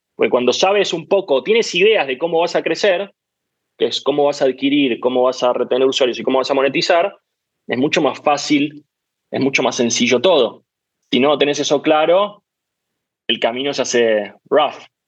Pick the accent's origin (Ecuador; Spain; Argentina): Argentina; Yo soy muy argentino